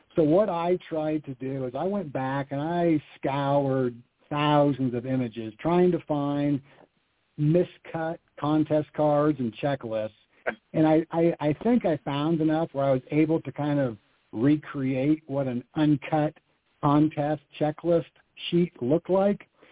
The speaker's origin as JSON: {"language": "English", "region": "Iowa", "country": "United States", "tie": "born or raised there", "said": "growing up in Iowa"}